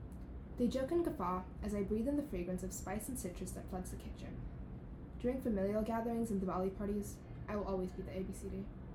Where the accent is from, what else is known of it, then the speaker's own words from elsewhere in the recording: United States; accent: American; Did my American accent disappoint my relatives when they'd shake their heads and mask it with tight-lipped smiles?